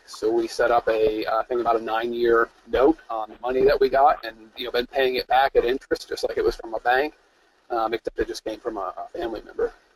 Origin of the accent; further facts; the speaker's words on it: upstate New York, United States; I was born in upstate New York.